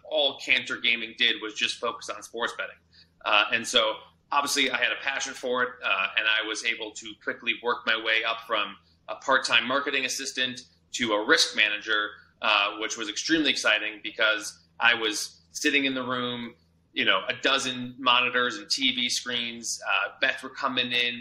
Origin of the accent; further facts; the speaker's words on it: Chicago, Illinois, United States; moved away as an adult; also born or lived in Tucson, Arizona; now in Las Vegas, United States; I'm from Chicago originally